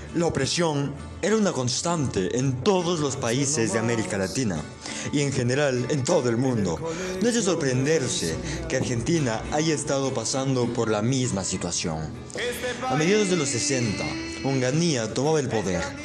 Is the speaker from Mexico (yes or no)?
no; Ecuador; soy ecuatoriano